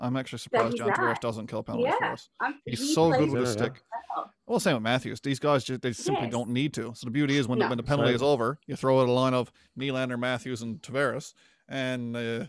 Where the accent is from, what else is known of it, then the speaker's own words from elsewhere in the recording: Newfoundland and Labrador, Canada; If you didn't already know from our dialect, how fast I talk, Chad's towny accent, we're all from Newfoundland.